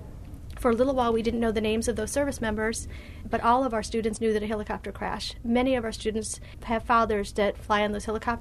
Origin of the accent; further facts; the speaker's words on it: Michigan, United States; now in Virginia Beach, United States; I'm from Michigan.